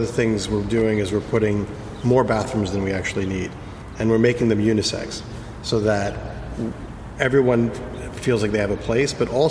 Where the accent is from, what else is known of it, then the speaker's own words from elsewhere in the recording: New York, United States; also born or lived in North Africa; You know, growing up in Manhattan